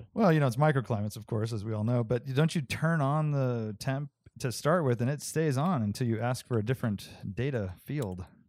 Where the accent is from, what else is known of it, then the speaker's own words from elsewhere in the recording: Santa Cruz, California, United States; growing up in Santa Cruz